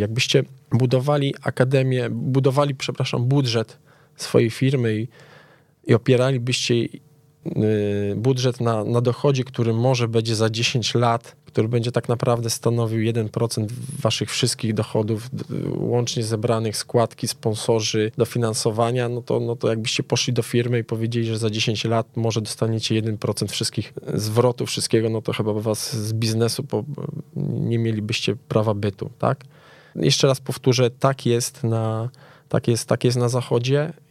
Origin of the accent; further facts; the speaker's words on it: Częstochowa, Silesian Voivodeship, Poland; now in Warsaw, Poland; jestem z Częstochowy